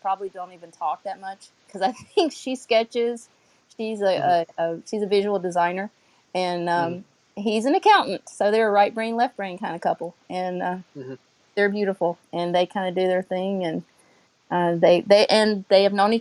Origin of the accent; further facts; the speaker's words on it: North Carolina, United States; now in South Florida, United States; I'm from North Carolina originally, if you can't tell. And, you know, a small town